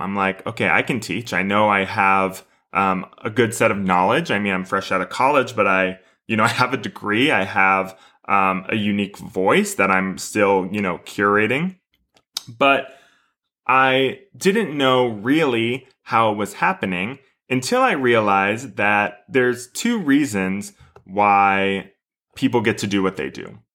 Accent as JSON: {"language": "English", "town": "Houston", "region": "Texas", "country": "United States", "tie": "born or raised there", "moved": "yes", "said": "my studio growing up in Houston"}